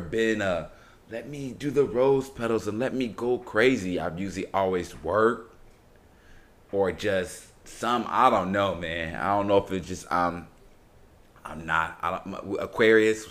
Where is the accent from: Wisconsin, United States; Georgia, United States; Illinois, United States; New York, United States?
Illinois, United States; Chicago; now in Houston, United States; I'm from Chicago, everybody. I've been living in Houston for quite some time, but I'm from Chicago